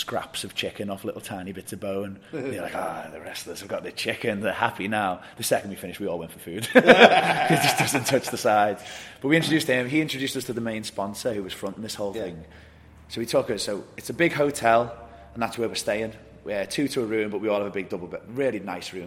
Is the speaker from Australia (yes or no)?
no; England, United Kingdom; I'm English